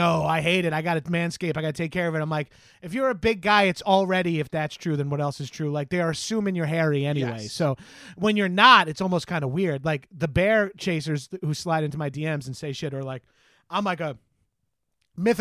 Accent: Freeport, New York, United States; South Shore for life, dog. I grew up in Freeport

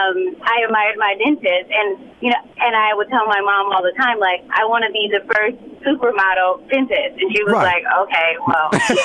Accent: Compton, California, United States; I'm always screaming to the mountaintop that I'm from Compton, because I want them to see.

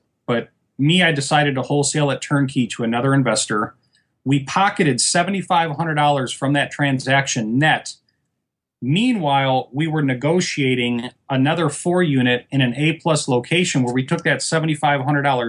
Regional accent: Michigan, United States; moved away as an adult; now in Fort Lauderdale, United States; I'm originally from Michigan.

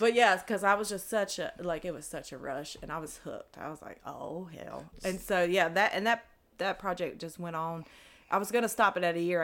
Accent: Greensboro, North Carolina, United States; also born or lived in Spencer, North Carolina / Salisbury, North Carolina / Charlotte, North Carolina; i was originally born in uh, Spencer, North Carolina

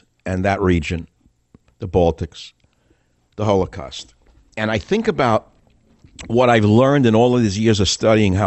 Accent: United States; I'm an American.

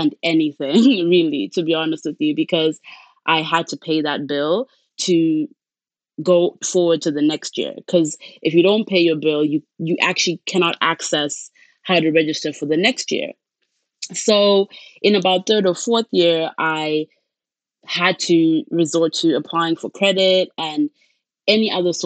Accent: Zimbabwe; moved away as an adult; now in Canada; I am originally from Zimbabwe. That's where I was born and grew up.

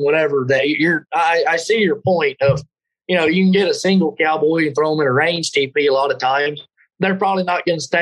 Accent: Texas Panhandle, United States; I grew up there in the Texas Panhandle

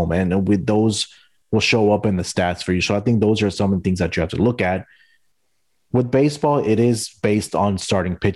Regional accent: Houston, Texas, United States; And being in Houston, I also follow the Astros because it's my hometown team, also.

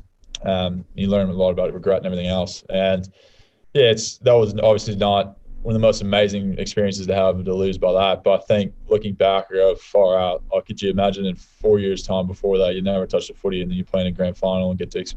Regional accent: United States; moved away as an adult; now in Australia

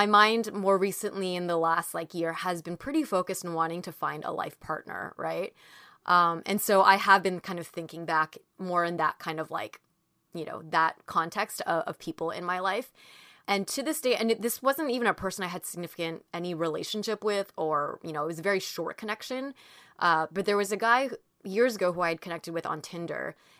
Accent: California, United States; because I grew up in Orange County, too, and he had that upbringing

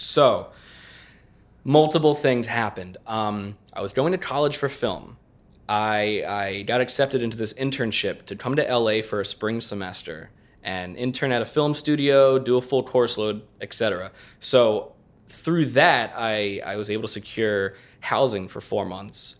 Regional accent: southeastern Pennsylvania, United States; moved away; also born or lived in Los Angeles; southeastern Pennsylvania

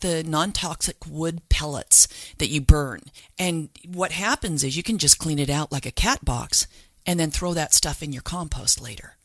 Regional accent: Salt Lake City, Utah, United States; I grew up in Salt Lake, and I think we were the first backyard chicken keepers because we were down in Holiday

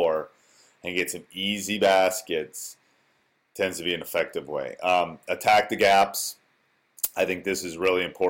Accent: Wisconsin, United States; born or raised there

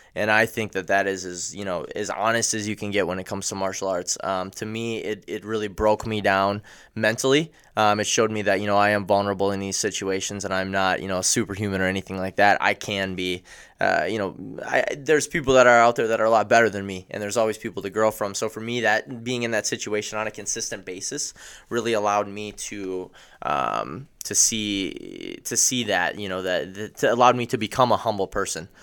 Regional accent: Oshkosh, Wisconsin, United States; I grew up in Oshkosh, Wisconsin. Um, went to high school here as well

